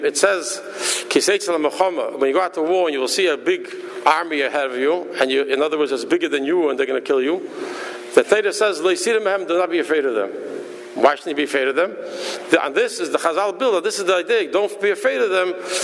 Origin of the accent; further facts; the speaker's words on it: New York City, New York, United States; moved away; also born or lived in Minnesota; I was born in Borough Park